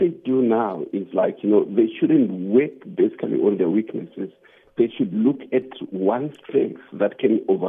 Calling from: Cape Town, Western Cape, South Africa; I'm calling from Cape Town now.

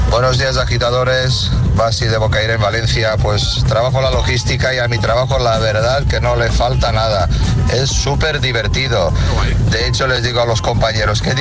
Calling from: The Hague, South Holland, Netherlands; la de Holanda, en La Haya.

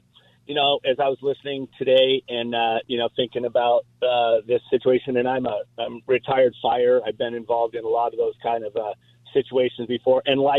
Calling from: Fullerton, California, United States; from Fullerton, California.

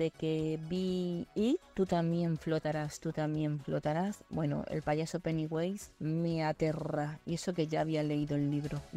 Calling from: Madrid, Community of Madrid, Spain; Ay, madre mía, soy … de Madrid.

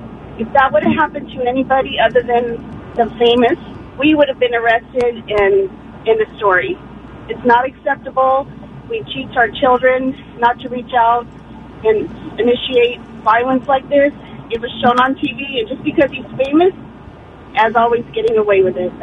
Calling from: Pomona, California, United States; I'm calling from Pomona, California.

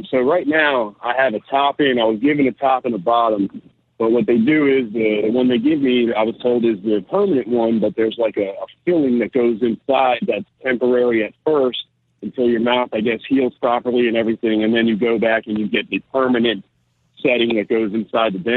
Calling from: Bayonne, New Jersey, United States; Uh, I'm in Jersey, man. I'm on top of the warehouse in Bayonne right now.

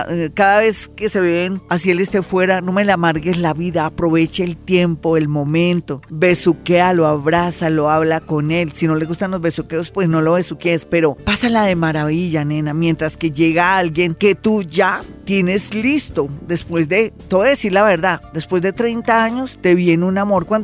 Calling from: Barcelona, Catalonia, Spain; Florita, buenos días, te salí de Barcelona

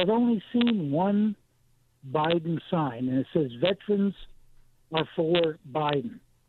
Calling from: Taylors, South Carolina, United States; Hi, Bobby, and I'm from Taylor's, your neck of the woods.

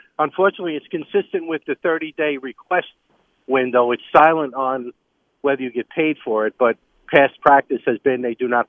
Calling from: LaGrangeville, New York, United States; Good morning, LaGrangeville, New York, in Hudson Valley.

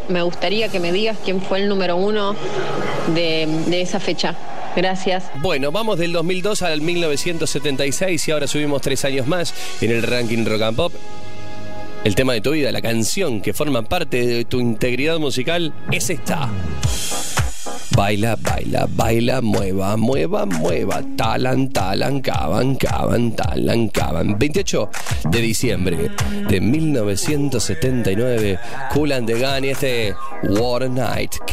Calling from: Adrogué, Buenos Aires Province, Argentina; Hola, Pollo … de Adrogué.

